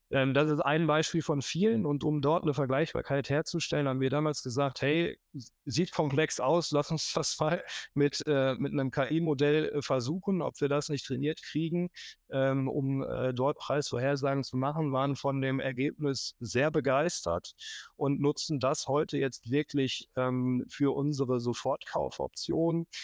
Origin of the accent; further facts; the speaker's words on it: Münster, North Rhine-Westphalia, Germany; nach Münster, wo ich herkomme